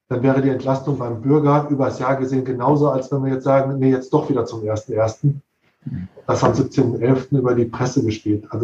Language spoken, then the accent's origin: German; North Rhine-Westphalia, Germany; Ich bin, bin ursprünglich eigentlich Ostwestfale